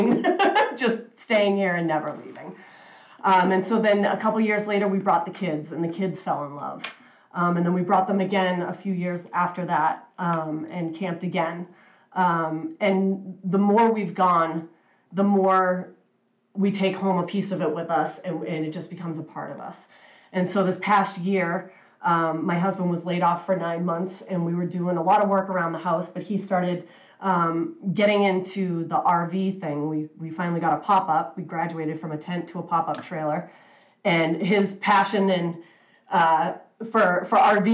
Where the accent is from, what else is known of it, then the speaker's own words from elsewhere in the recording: New England, United States; I was born and raised in New England